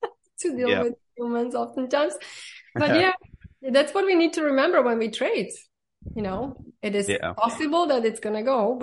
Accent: Slovakia; born or raised there; also born or lived in Germany / New York; now in Miami Beach, United States

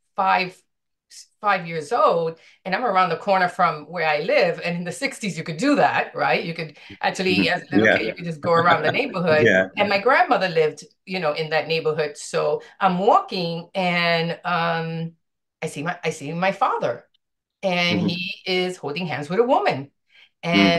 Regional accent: New York City, New York, United States; I was born and raised in the South Bronx

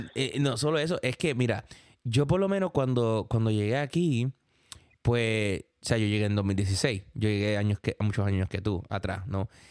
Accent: Puerto Rico; moved away as an adult; now in New York, United States; en Puerto Rico nosotros vivíamos como una burbuja

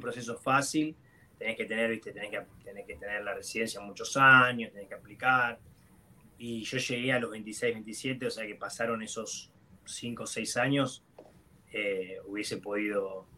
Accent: Lanús, Buenos Aires Province, Argentina; moved away as an adult; also born or lived in Portland; yo soy de la Lanús

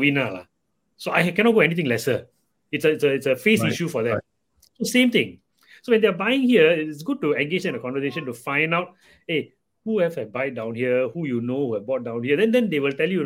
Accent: Singapore; I myself cannot accept as a Singaporean

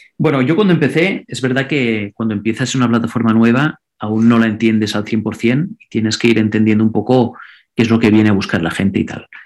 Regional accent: Andorra; first language Catalan; Spanish is a second language; yo, por ejemplo, vivo en Andorra, soy de Andorra, y mi idioma nativo es el catalán

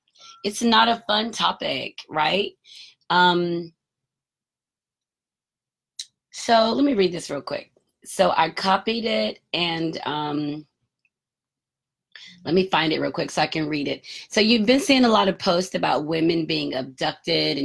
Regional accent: Marietta, Georgia, United States; I grew up in the Atlanta area. So in Marietta, north of Atlanta

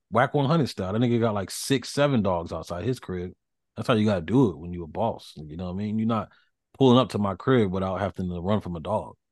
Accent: the South, United States; I'm from the South

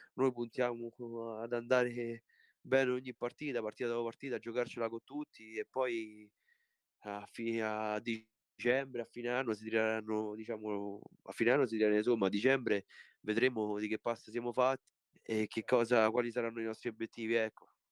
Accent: Italy; also born or lived in Poland; sono nato in Polonia, però sono 23 anni che sono

